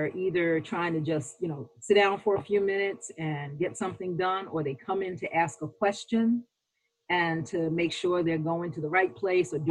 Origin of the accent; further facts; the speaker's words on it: New York, United States; I'm a New Yorker